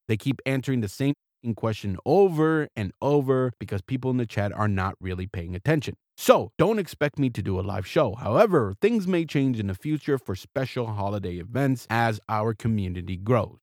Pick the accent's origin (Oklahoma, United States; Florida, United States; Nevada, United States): Florida, United States; South; moved away as an adult; also born or lived in Seattle, Washington / Key West, Florida / Baltimore, Maryland / Alameda, California; now in Irvine, United States; I am an American. I was born and raised in South Florida